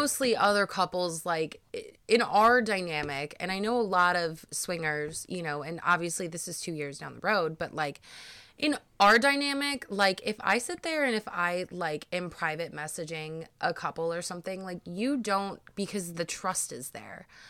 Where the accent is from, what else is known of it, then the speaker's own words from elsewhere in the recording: Cleveland, Ohio, United States; me and Brad, uh, we are from Cleveland, Ohio